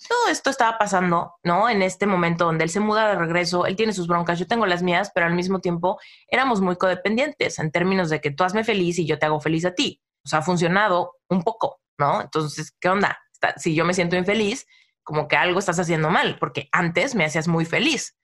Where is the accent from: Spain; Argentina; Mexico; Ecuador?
Mexico; Soy mexicana, ¿no? Y en México yo siempre fui como de las más románticas, ¿no? Desde mi pubertad